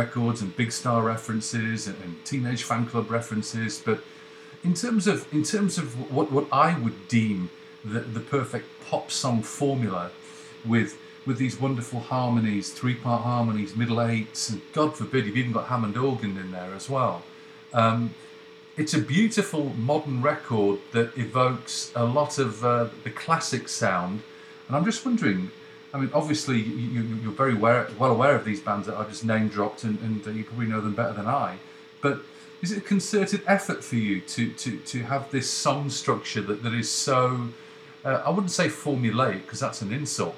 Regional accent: United Kingdom; moved away; also born or lived in North America; it's really hard being British away from home

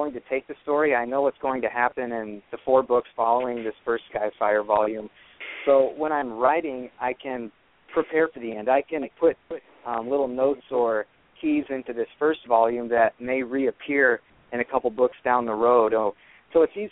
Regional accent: Bloomington, Illinois, United States; moved away as an adult; now in Davenport, United States; After growing up in Bloomington, Illinois, I attended Central Catholic High School, graduated from there in the spring of 2010, and I lived there pretty much my whole life

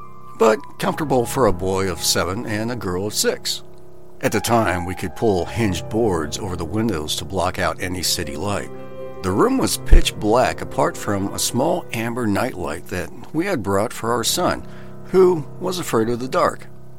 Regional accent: Australia; also born or lived in Japan; I grew up in Australia before going to high school in Japan. I had just graduated from high school and moved back to Cairns, Australia.

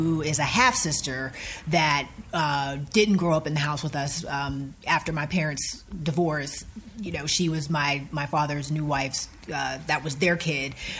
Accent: Rankin, Pennsylvania, United States; moved away as an adult; I'm from a small borough right outside of the city of Pittsburgh called Rankin, Pennsylvania

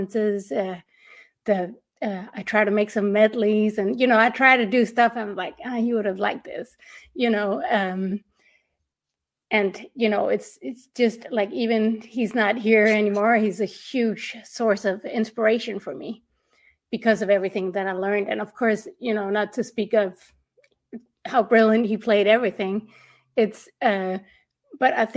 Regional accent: Denmark; I'm from Denmark

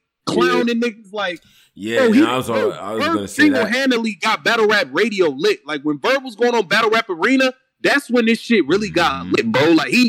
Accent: Brooklyn, New York, United States; Nah, nigga, I ain't from New York. I'm from Brooklyn. Like, we don't have that type of shit in the Midwest.

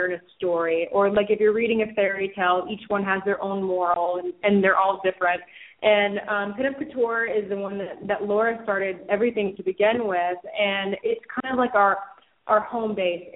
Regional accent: Atlanta, Georgia, United States; I'm from Atlanta

